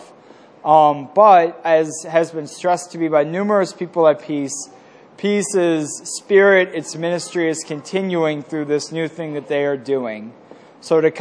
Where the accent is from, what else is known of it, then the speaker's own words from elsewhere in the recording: Glen Burnie, Maryland, United States; I grew up in Glen Burnie